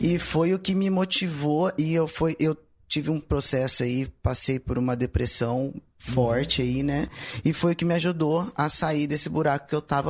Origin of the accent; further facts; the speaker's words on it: Ribeirão Preto, São Paulo, Brazil; Sou de Ribeirão